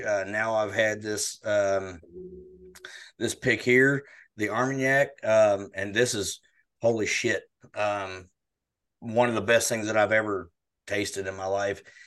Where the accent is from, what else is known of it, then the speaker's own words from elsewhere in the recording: United States; My hometown was one that was it was wiped off the map